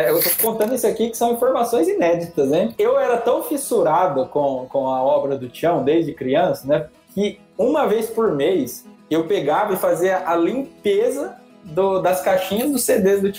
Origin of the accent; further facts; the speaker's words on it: Mirassol, São Paulo, Brazil; e nasci aqui em Mirassol, sempre morei aqui.